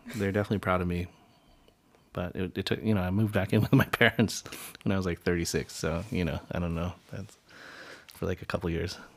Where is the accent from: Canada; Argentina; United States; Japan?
United States; Asian Americans have this bi-, duality in which we are privileged to some extent